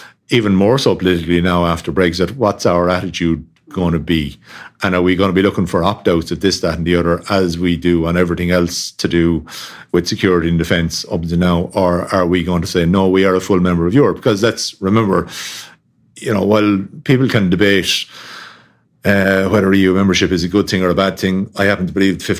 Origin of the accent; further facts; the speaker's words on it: Tipperary, Ireland; I grew up down in Tipperary, which is about 2.5 hour drive from the border